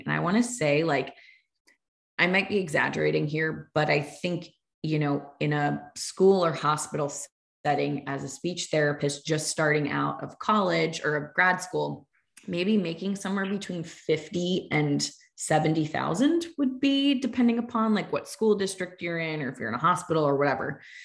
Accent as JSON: {"language": "English", "area": "Fairfield County", "region": "Connecticut", "country": "United States", "tie": "born or raised there", "said": "growing up in Fairfield County, Connecticut"}